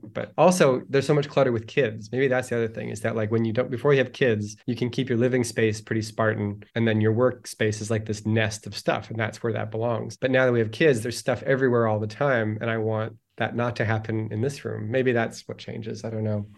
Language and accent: English; Toronto, Ontario, Canada; born or raised there; also born or lived in Winnipeg, Manitoba; now in Los Angeles, United States